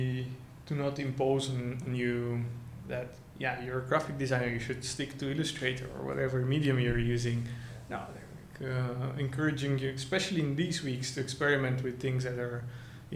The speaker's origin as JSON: {"language": "English", "country": "Bulgaria", "tie": "born or raised there", "moved": "as an adult", "said": "I come from Bulgaria, from an applied arts high school"}